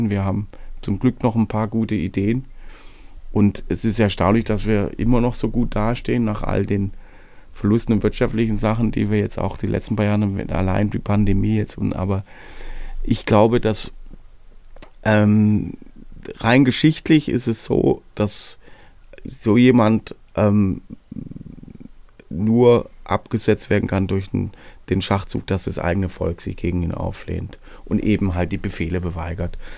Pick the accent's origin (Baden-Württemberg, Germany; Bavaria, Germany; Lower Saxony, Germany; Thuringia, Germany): Baden-Württemberg, Germany; Und diese Region, wo ich herkomme, nennt sich hohelohe kreis